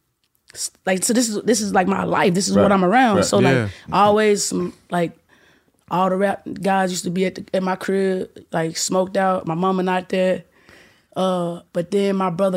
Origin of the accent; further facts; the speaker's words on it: Memphis, Tennessee, United States; born and raised in Memphis, Tennessee